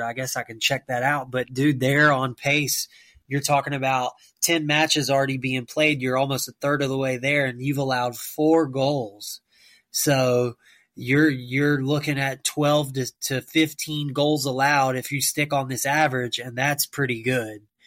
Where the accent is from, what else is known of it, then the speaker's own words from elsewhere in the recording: United States; myself being an American